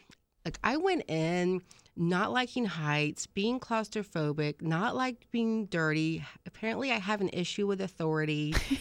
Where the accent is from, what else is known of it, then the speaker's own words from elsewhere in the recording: Jacksonville, Florida, United States; I am a Jacksonville native.